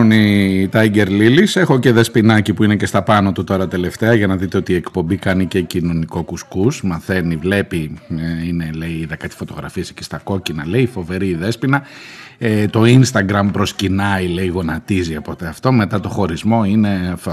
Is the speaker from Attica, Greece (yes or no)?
yes; Erythres, Attica, Greece; που λέμε και στη, στο χωριό μου ξανά, στο κρυεκούκι, ε, στην κοινωνία.